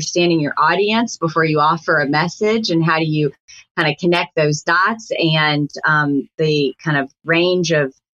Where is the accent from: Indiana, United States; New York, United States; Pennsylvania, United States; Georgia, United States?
Georgia, United States; Atlanta; moved away as an adult; also born or lived in New Hampshire; a real civil rights hero was my hometown congressman